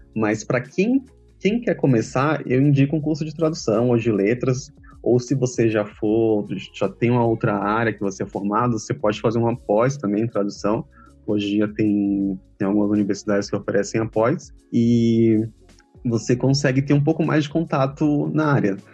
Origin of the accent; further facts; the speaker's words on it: Feira de Santana, Bahia, Brazil; Eu nasci em Feira de Santana, na Bahia, cidade do interior, e foi lá que comecei a estudar inglês